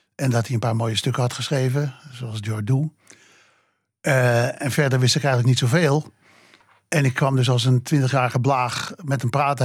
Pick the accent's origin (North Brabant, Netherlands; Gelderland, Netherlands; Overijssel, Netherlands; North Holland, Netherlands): North Holland, Netherlands; Amsterdam; Ik ben opgegroeid in de Watergraafsmeer